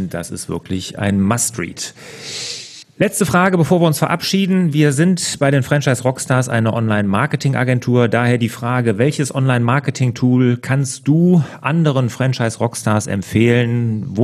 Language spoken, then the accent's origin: German; Cologne, North Rhine-Westphalia, Germany; Ich bin auch Kölner oder Rheinländer. Ich komme ja hier aus dem Speckgür